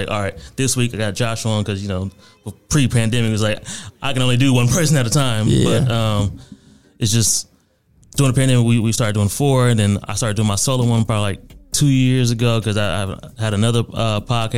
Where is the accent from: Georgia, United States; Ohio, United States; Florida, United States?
Ohio, United States; Akron; moved away; I went back to Akron, Ohio back in February for my mom's birthday to surprise her. And I hadn't been back home in like 6 years